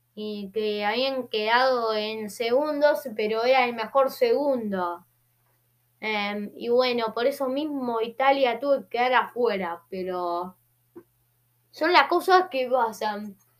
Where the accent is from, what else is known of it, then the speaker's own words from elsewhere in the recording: Argentina; Soy argentino. Soy argentino